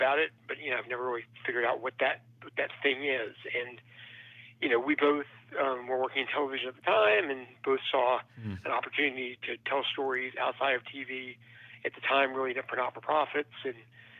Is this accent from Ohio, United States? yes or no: no; Memphis, Tennessee, United States; I grew up in the suburbs of Memphis and, you know, born and raised